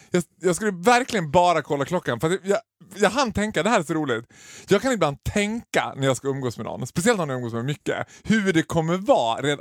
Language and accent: Swedish; Sweden; vi var från Sverige